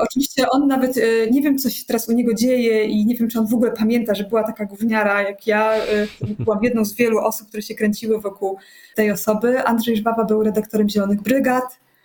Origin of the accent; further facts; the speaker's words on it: Poland; pochodzę z takiej e, e, typowej polskiej, dosyć zakłamanej rodziny